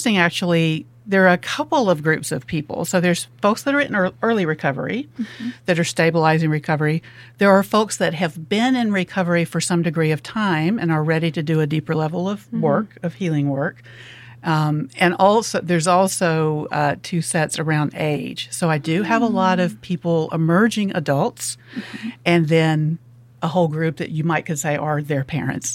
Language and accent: English; Alabama, United States; moved away as an adult; also born or lived in Memphis, Tennessee; now in Oxford, United States; I'm originally from Alabama, went to college in Memphis, ended up in Tennessee until moving down here